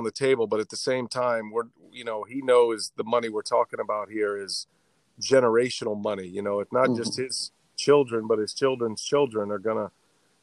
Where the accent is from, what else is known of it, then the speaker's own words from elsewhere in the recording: Austin, Texas, United States; moved away as an adult; now in Milwaukee, United States; my hometown, you know, 20 years ago, Austin, Texas